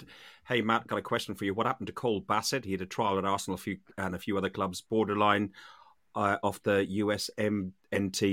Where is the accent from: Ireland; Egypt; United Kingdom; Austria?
Ireland; I'm Irish